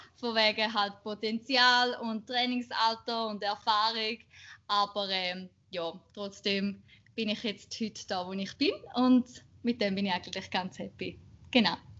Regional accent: Schaffhausen, Switzerland; ich bin 28 und bin in Schaffhausen, äh, aus Schaffhausen, in Schaffhausen beides.

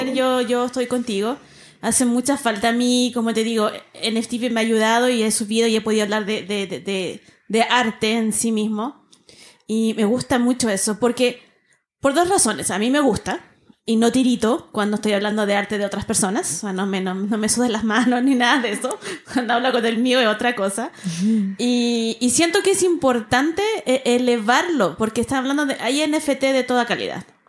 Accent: Valparaíso, Chile; como soy porteña

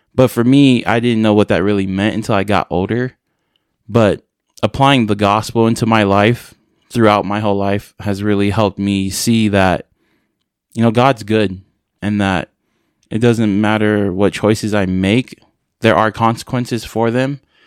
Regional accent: San Francisco, California, United States; I'm originally from San Francisco, California. Uh, I grew up in a big family.

